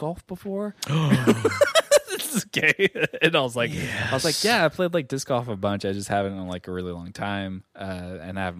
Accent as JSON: {"language": "English", "region": "Northern California", "country": "United States", "said": "we're from Northern California"}